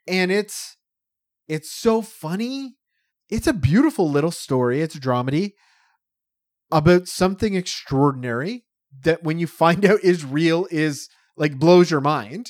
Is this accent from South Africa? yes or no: no; Canada; also born or lived in Toronto; I'm a white Canadian dude